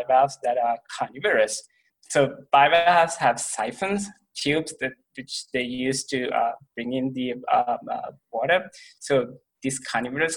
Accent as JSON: {"language": "English", "country": "Sri Lanka", "also_born_or_lived": "Ohio, United States", "moved": "as an adult", "lives_now": "Columbia, Missouri, United States", "said": "I'm from Sri Lanka, which is a very beautiful country just to the south of India"}